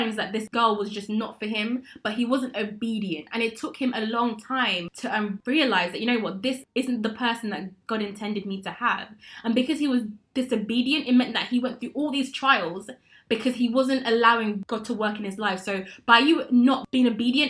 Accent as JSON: {"language": "English", "town": "Coventry", "region": "West Midlands", "country": "United Kingdom", "also_born_or_lived": "London", "moved": "as an adult", "lives_now": "Coventry, United Kingdom", "said": "I'm from Coventry"}